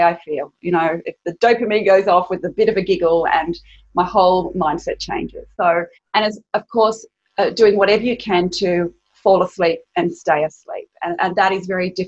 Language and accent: English; Sydney, New South Wales, Australia; I grew up here in Sydney and I had a wonderful childhood